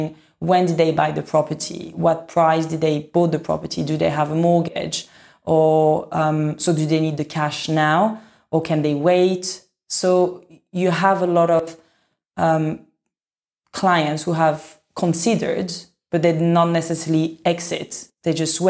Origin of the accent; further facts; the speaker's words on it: France; now in London, United Kingdom; I come from France